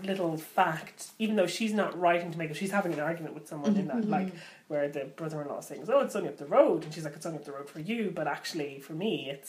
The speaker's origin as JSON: {"language": "English", "country": "Ireland"}